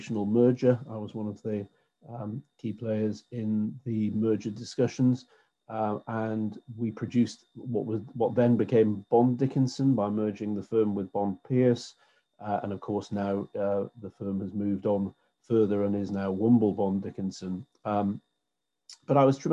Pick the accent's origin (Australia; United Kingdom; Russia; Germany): United Kingdom; Newcastle upon Tyne, North East England; I was born and brought up in Newcastle, and I have lived here all of my life